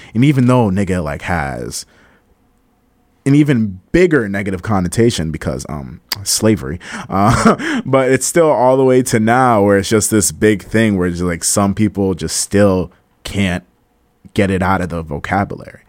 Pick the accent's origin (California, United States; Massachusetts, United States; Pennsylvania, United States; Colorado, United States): Massachusetts, United States; Cambridge; accent: Cambridge accent; also born or lived in Malden, Massachusetts; I grew up around the Cambridge area, so there's, like, a lot of Cambridge slang. So sometimes when I talk, sometimes you can hear my Cambridge accent come out